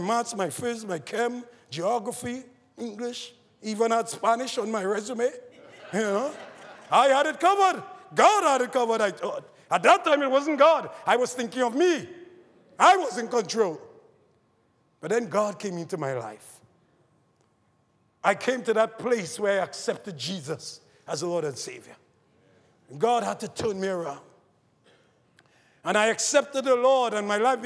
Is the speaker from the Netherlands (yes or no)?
no; Trinidad & Tobago; growing up in Trinidad, in a poor family